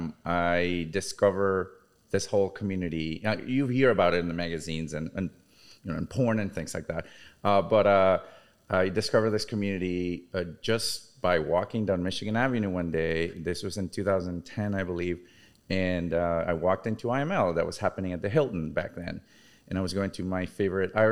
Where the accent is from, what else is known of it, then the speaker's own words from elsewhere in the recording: Venezuela; now in Chicago, United States; I'm originally from Venezuela. I've been in Chicago for almost 22 years